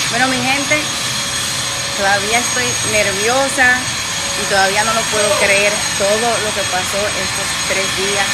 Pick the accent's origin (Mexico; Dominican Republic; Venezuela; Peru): Dominican Republic; estar en mi tierra